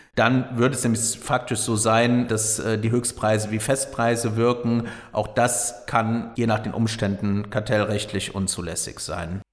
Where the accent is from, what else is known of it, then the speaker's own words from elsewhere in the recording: Rhineland, Germany; hier im Rheinland